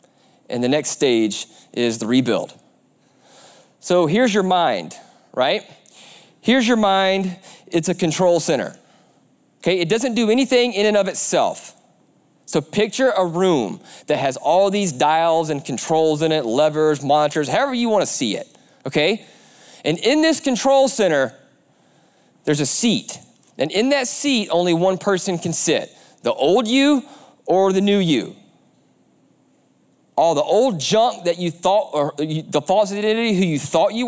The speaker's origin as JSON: {"language": "English", "region": "the South", "country": "United States", "said": "I'm a big race fan, I'm from the South, so it's a prerequisite that you love NASCAR."}